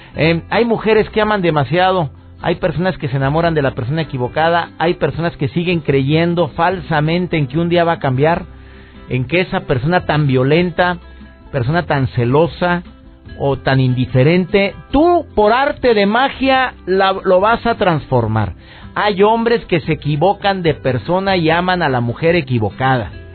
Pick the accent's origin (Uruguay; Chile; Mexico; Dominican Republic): Mexico